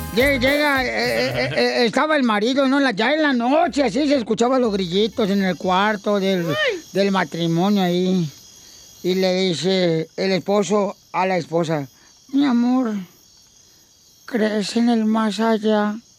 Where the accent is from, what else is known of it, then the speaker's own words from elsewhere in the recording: Sahuayo, Michoacán, Mexico; now in United States; Yo soy de Chaguayo, un ladito.